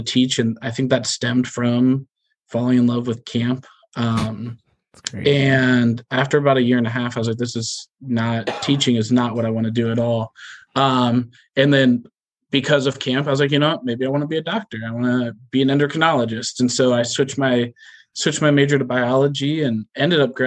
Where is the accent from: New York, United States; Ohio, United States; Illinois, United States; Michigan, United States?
Ohio, United States; Gahanna; I grew up in Gahanna, Ohio, born and raised, same house, 31 years